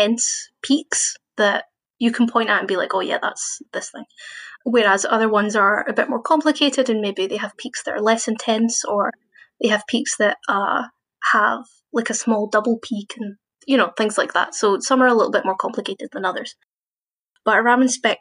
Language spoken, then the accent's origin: English; Glasgow, Scotland, United Kingdom; moved away as an adult; now in Edinburgh, United Kingdom; So I was born in Glasgow, and I did my undergraduate master's at Glasgow Uni in physics.